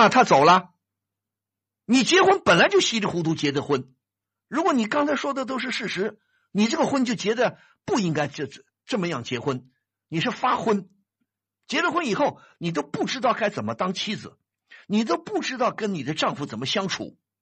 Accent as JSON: {"language": "Chinese", "country": "China", "said": "现在我们中国人的养老是个大问题啊"}